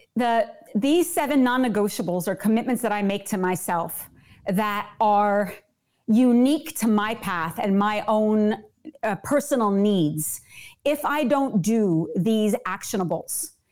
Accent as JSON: {"language": "English", "region": "New Jersey", "country": "United States", "tie": "born or raised there", "said": "I am born and bred in New Jersey"}